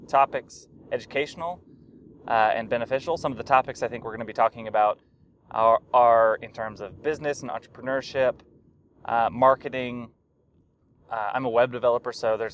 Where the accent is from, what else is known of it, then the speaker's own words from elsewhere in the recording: Little Rock, Arkansas, United States; I was born and raised in Arkansas. I was born in Little Rock and lived there until I graduated from high school